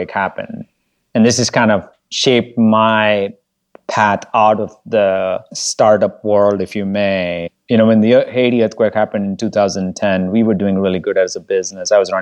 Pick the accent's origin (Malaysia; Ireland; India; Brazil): India; moved away; also born or lived in Bogota, Colombia; I had to share a toilet growing up in India